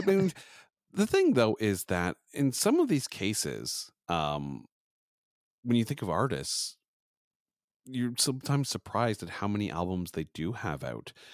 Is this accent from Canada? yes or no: yes; Canada; I am a Canadian podcaster